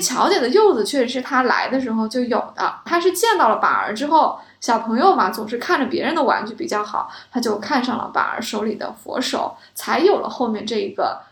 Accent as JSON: {"language": "Chinese", "country": "China", "said": "我们中国人"}